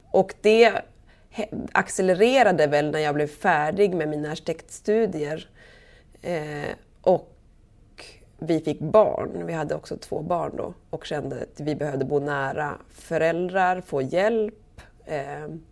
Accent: southern Sweden, Sweden; moved away as an adult; also born or lived in Umeå; now in Holmön, Sweden; jag är från södra Sverige.

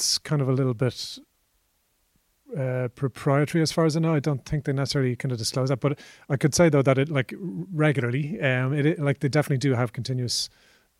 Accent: Ireland; as an Irish person

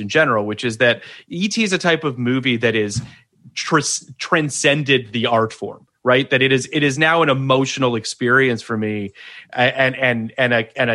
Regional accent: Canada; I'm Canadian

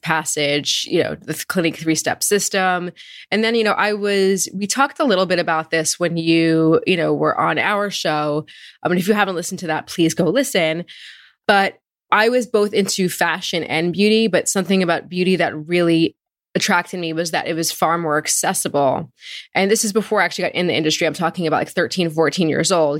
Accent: Marlboro, New Jersey, United States; I grew up in Marlboro, New Jersey. It's a suburban town in central Jersey

